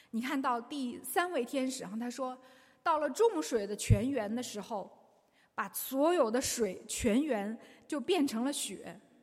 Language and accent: Chinese; China; 我们中国人最知道这一个